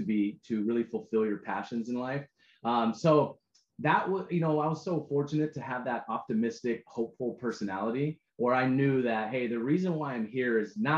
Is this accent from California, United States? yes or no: yes; San Diego, California, United States; I was from San Diego.